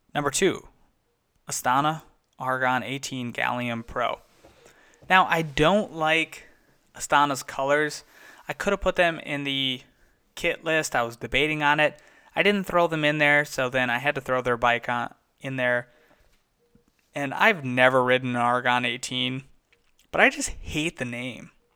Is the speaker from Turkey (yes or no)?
no; United States; being an American